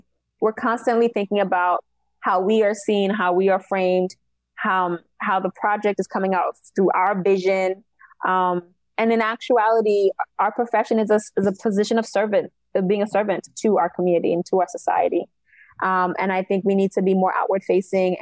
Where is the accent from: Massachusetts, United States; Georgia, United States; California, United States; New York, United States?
New York, United States; New York City; also born or lived in Haiti (ancestry) / Long Island; Cambria Heights is where I was raised